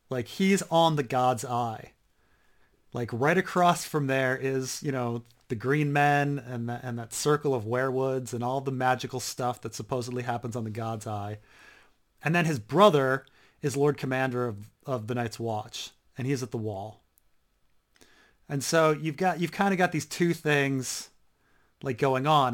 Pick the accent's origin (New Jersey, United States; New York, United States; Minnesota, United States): New Jersey, United States; I grew up in Jersey